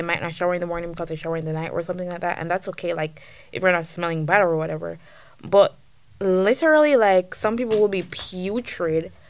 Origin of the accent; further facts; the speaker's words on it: Saint Andrew, Jamaica; moved away as an adult; now in United States; I'm from St. Andrew, Jamaica, you know, right above Kingston.